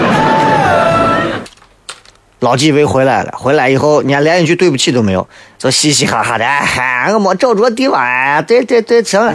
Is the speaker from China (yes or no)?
yes; China; 我们中国人